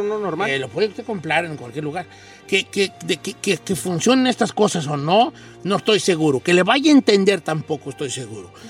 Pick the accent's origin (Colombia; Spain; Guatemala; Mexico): Mexico; born or raised there